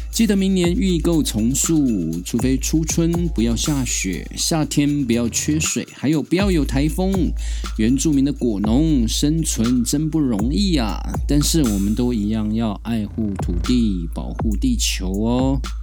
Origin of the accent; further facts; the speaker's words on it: Taiwan; 我这样从小在山林里面长大的泰雅族孩子